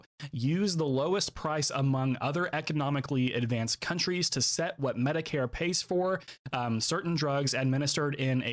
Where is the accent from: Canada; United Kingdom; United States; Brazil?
United States; I'm as American as everybody else